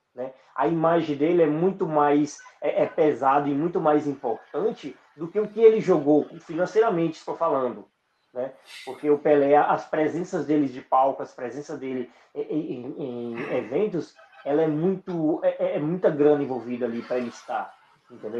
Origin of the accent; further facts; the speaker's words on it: Barra do Rio Grande, Bahia, Brazil; also born or lived in São Paulo; now in Brasília, Brazil; eu sou do oeste da, da Bahia ali, em Barra do Rio Grande.